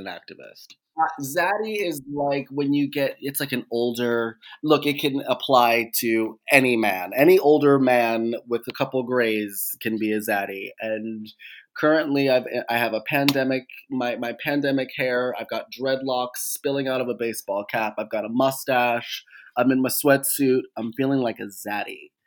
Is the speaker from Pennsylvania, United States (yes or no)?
yes; Pittsburgh, Pennsylvania, United States; now in Los Angeles, United States; I'm a Pittsburgher through and through